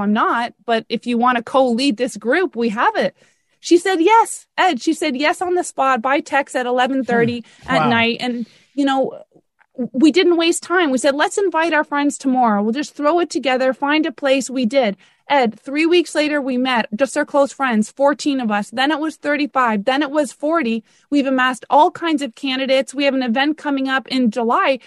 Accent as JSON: {"language": "English", "country": "Canada", "moved": "yes", "lives_now": "Florida, United States", "said": "I'm Canadian"}